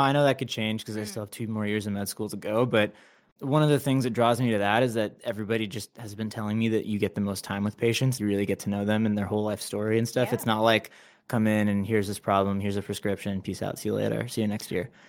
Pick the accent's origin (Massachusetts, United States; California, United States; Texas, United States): California, United States; Anaheim; moved away as an adult; now in Los Angeles, United States; I was, you know, raised in Anaheim, Orange County, and then now